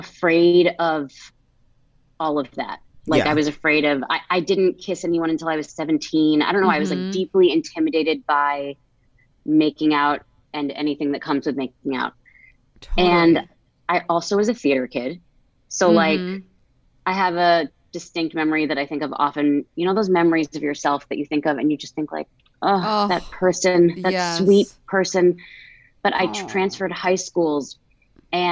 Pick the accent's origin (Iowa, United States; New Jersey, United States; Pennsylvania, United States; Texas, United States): New Jersey, United States; I grew up in New Jersey